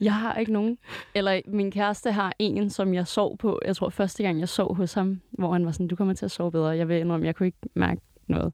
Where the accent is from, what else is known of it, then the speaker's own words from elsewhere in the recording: Greve, Zealand, Denmark; jeg- jeg er fra Greve, Sjælland